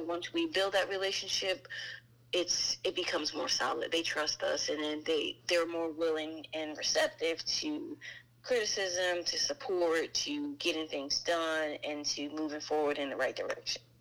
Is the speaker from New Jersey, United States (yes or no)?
yes; New Jersey, United States; now in Maryland, United States; born and raised in New Jersey. I reside in Maryland now.